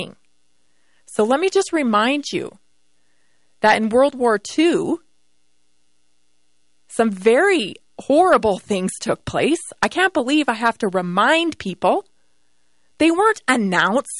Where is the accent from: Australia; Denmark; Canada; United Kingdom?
Canada; now in United States; I was born and raised in Canada